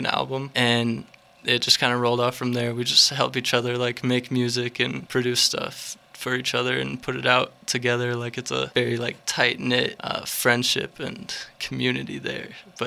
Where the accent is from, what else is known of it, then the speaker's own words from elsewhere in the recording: Iowa, United States; moved away as an adult; now in Fort Collins, United States; I'm from Iowa